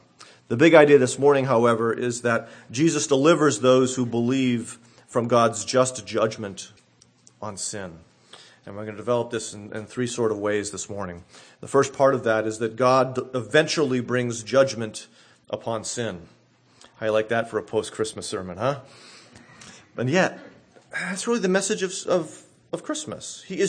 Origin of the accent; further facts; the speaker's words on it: Massachusetts, United States; growing up near Boston, there was one city in particular that stood out to many of us.